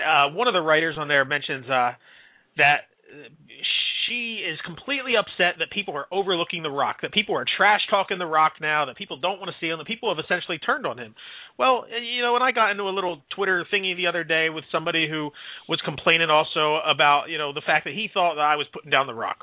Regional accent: Philadelphia, Pennsylvania, United States; Philadelphia last night, my people, my my my hometown area

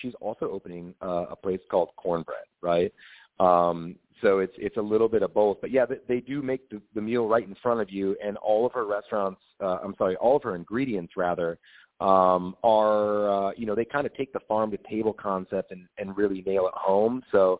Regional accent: Minnesota, United States; moved away as an adult; now in Montclair, United States; I fell in love with the place when I came here 20 years ago. I'm from Minnesota originally, and it kind of reminded me of home.

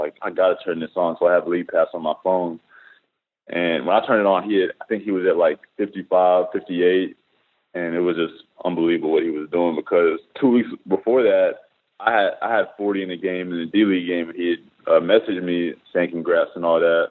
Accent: Tennessee, United States; I'm from Tennessee

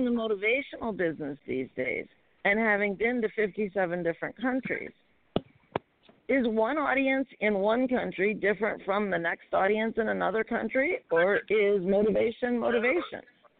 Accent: Chicago, Illinois, United States; when they were in Chicago, my hometown.

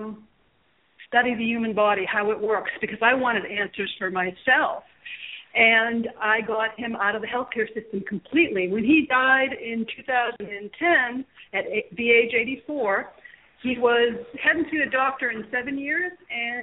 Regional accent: Massachusetts, United States; moved away as an adult; now in Cape Coral, United States; I was originally from Massachusetts, and I moved down to Florida with my husband back in 1996

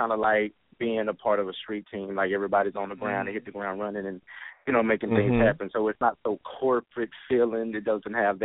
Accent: Dallas, Texas, United States; I'm from Dallas, Texas

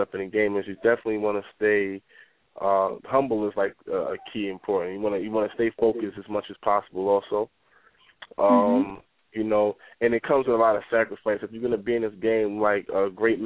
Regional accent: Mount Vernon, New York, United States; being in a small community growing up in Mount Vernon

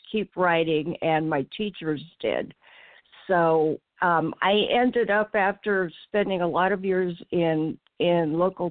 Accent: Pleasant Hill, California, United States; I grew up in Pleasant Hill, California, which is a suburb in the San Francisco Bay Area

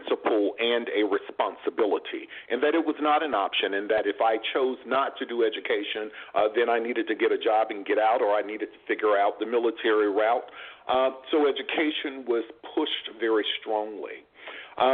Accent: Jackson, Mississippi, United States; moved away as an adult; also born or lived in New Orleans, Louisiana; So I am originally born in New Orleans, Louisiana, but raised in Jackson, Mississippi

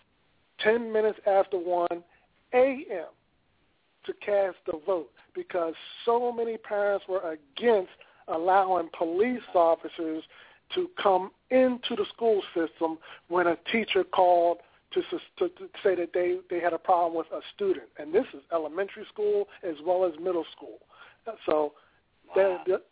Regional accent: Philadelphia, Pennsylvania, United States; here in my hometown

